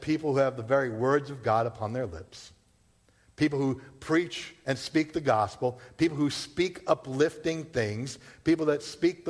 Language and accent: English; Massachusetts, United States; also born or lived in Rhode Island; born and raised in Massachusetts, all right? Been here my whole life except for maybe 3 years when I was down at Bible College in Rhode Island.